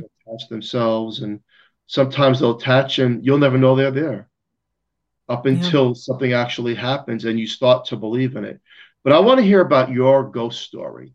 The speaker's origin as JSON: {"language": "English", "town": "New York City", "region": "New York", "country": "United States", "said": "I'm from Staten Island, New York"}